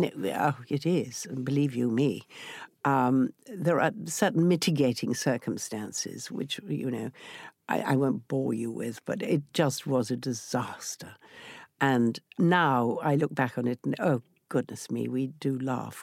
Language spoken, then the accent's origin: English; Yorkshire and the Humber, United Kingdom; accent: Yorkshire; I came from Yorkshire, so he gave me an opportunity to do my Yorkshire accent